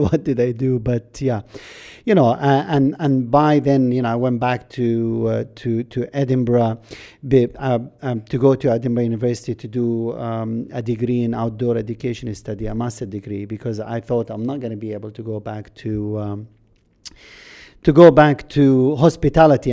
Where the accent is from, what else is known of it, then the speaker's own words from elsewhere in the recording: Jordan; first language Arabic; English is a second language; moved away as an adult; also born or lived in Kuwait / Scotland; I came out from Jordan, I went to Britain